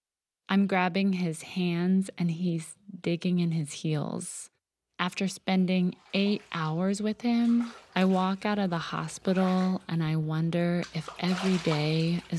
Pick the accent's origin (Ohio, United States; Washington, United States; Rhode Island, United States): Ohio, United States; born or raised there; now in California, United States